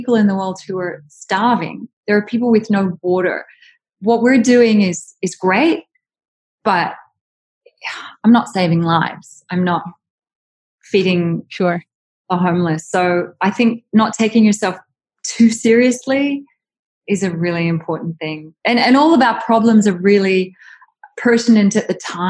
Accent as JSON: {"language": "English", "country": "Australia", "moved": "yes", "said": "I'm from Australia"}